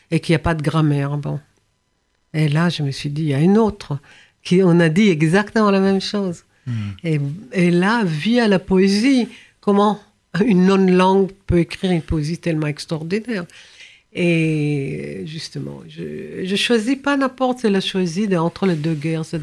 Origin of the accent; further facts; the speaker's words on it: France; J'ai hein, grandi, j'ai grandi ici en France